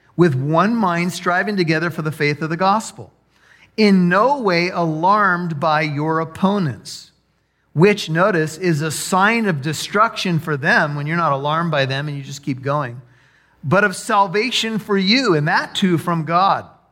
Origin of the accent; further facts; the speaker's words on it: United States; as American